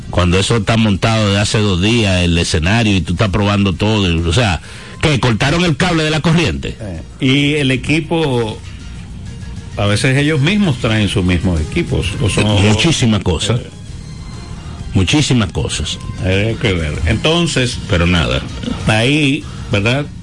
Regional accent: Dominican Republic; Porque vamos a suponer que porque nosotros como dominicanos al fin siempre tenemos siempre le ponemos una duda a lo que pasa.

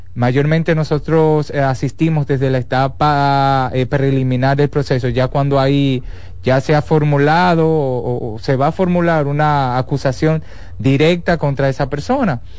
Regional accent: Dominican Republic; Yo como dominicano, que uno vive viajando

